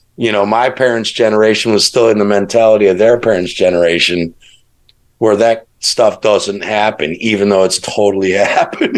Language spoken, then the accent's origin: English; Chicago, Illinois, United States; I grew up in Chicago, it's it's the Midwest.